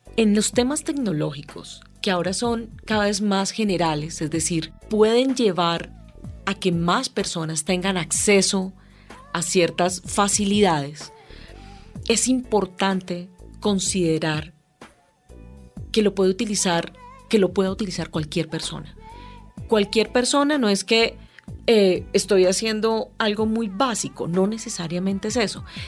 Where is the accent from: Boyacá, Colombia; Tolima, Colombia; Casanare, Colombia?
Tolima, Colombia; Ibagué; now in Bogotá, Colombia; yo ya llevo como 40 años en Bogotá, pero yo nací en Ibagué